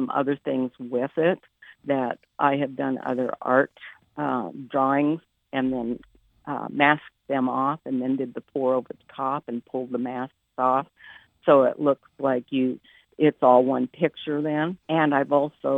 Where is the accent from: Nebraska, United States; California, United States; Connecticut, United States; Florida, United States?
Nebraska, United States; Lincoln; also born or lived in Washington, D.C. area; I grew up here in Lincoln, Nebraska, basically lived here all my life